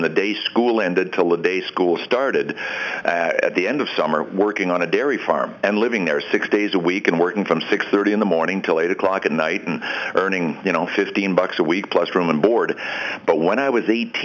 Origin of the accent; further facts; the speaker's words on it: Thurso, Quebec, Canada; also born or lived in Buckingham, Quebec; The reason I was born in Buckingham is that Thurso, Quebec, did not have anything even close to a hospital.